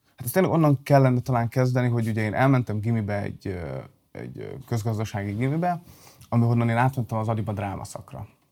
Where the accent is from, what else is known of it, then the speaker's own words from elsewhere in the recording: Balmazújváros, Hajdú-Bihar, Hungary; also born or lived in Debrecen; Balmazújvárosban, ugye Balmazújvárosban születtem, vagy laktam